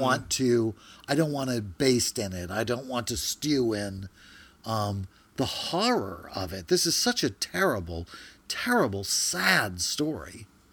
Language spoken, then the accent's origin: English; Louisiana, United States; I'm from Louisiana